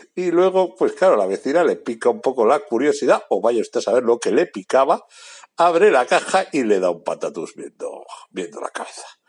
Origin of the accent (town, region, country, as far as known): Bilbao, Basque Country, Spain; now in Portugal